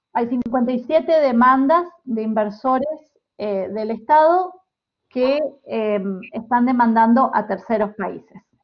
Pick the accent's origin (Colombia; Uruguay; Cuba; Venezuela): Uruguay; now in Amsterdam, Netherlands; yo soy uruguaya